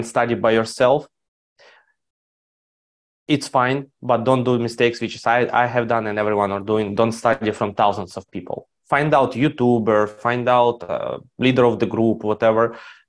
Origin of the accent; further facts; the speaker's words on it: Ukraine; I grew up in Ukraine.